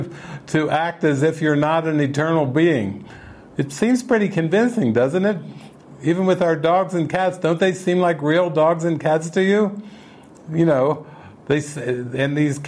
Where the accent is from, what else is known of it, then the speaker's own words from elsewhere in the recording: Cincinnati, Ohio, United States; I grew up in Cincinnati, Ohio, and I went to high school at Deer Park High School, and then I went to University of Cincinnati.